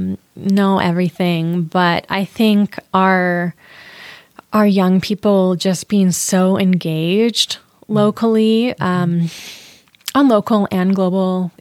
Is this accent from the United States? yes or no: yes; Lakewood, Washington, United States; also born or lived in Queen Anne, Seattle; now in Seattle, United States; I grew up in Lakewood, just south of Tacoma